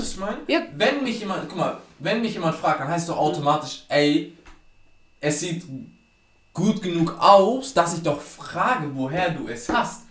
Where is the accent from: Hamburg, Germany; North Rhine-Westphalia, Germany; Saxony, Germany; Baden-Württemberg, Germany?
Hamburg, Germany; ich komme ja aus dem Südteil Hamburgs